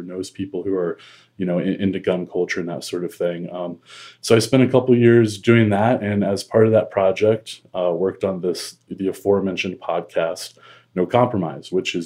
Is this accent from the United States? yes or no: yes; Midwest, United States; I grew up in the Midwest